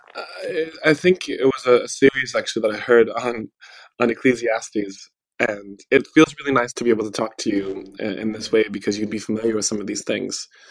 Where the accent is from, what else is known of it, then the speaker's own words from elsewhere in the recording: Midwest, United States; the culture that I grew up in here in the Midwest